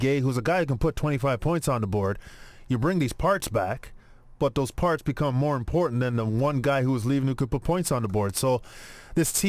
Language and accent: English; Toronto, Ontario, Canada; I am from Toronto